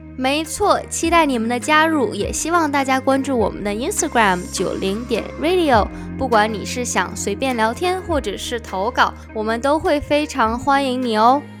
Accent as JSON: {"language": "Chinese", "region": "Tianjin", "country": "China", "moved": "as an adult", "lives_now": "United States", "said": "我来自天津"}